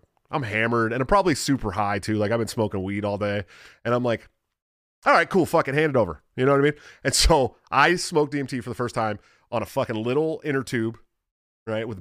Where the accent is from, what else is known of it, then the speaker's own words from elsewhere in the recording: California, United States; I'm from California